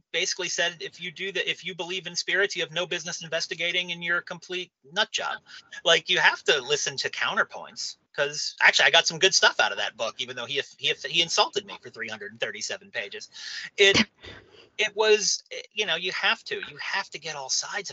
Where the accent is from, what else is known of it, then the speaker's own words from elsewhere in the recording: New Castle, Pennsylvania, United States; I'm from Newcastle, Pennsylvania